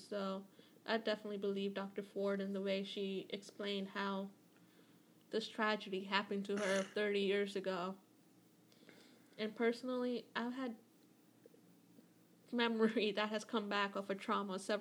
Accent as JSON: {"language": "English", "town": "Mumbai", "region": "Maharashtra", "country": "India", "tie": "born or raised there", "moved": "yes", "said": "I grew up in Mumbai"}